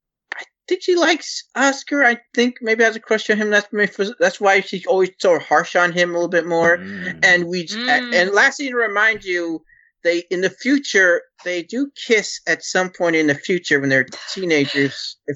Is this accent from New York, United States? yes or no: yes; New York, United States; and I'm from New York